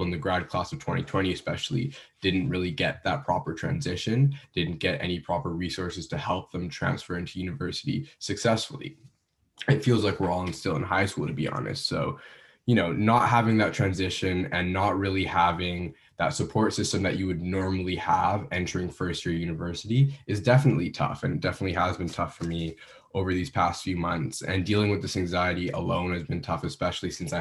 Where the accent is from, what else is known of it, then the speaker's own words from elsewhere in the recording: Vancouver, British Columbia, Canada; moved away as an adult; now in Ottawa, Canada; I'm originally from Vancouver